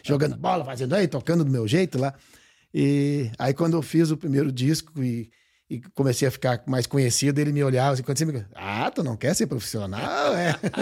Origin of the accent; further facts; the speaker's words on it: Porto Alegre, Rio Grande do Sul, Brazil; moved away as an adult; now in Barra do Ribeiro, Brazil; Eu nasci em Porto Alegre mesmo